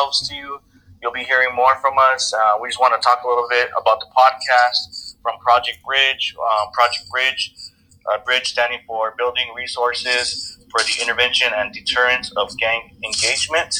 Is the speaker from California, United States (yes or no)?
yes; San Gabriel Valley, California, United States; moved away as an adult; now in Riverside, United States; I'm originally from the San Gabriel Valley, SGV